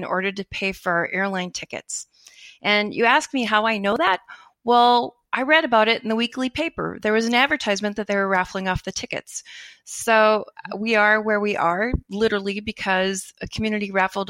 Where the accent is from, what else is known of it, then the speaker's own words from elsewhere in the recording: Minnesota, United States; moved away as an adult; also born or lived in Oregon / Seattle; now in Park River, North Dakota, United States; I was from Minnesota.